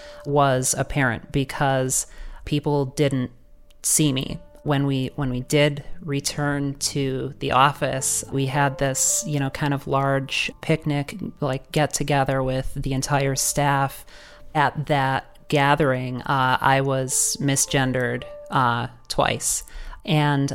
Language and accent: English; Rochester, New York, United States; I'm from Rochester, New York